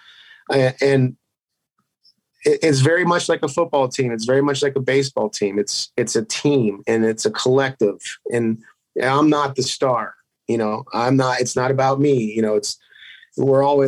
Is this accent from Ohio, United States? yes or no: yes; Youngstown, Ohio, United States; now in Las Vegas, United States; I grew up in Youngstown